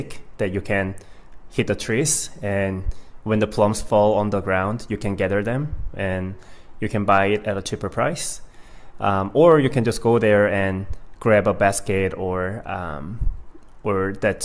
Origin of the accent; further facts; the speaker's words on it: Gwangyang, South Jeolla, South Korea; moved away as an adult; now in United States; I'm actually from a small town called Gwangyang in Korea